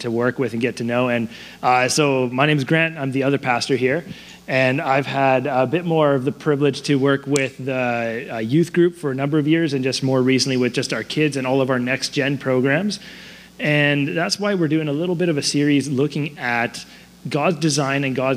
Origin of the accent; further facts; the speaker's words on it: Surrey, British Columbia, Canada; I grew up in Surrey. My wife and I, we grew up in Surrey